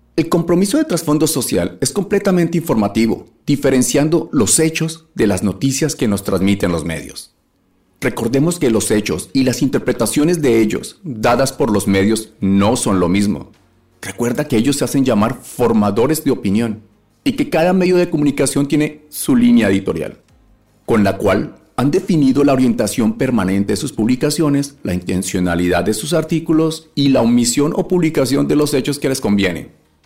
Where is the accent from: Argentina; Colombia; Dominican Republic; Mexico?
Colombia; moved away; soy un colombiano como tú, cansado de la situación que vemos a diario en nuestro país